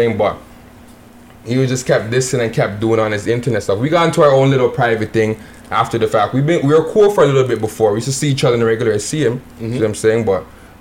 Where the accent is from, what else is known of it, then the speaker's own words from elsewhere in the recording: Toronto, Ontario, Canada; also born or lived in Jane and Finch (Jungle), Toronto; I grew up in the Rex in Mount Olive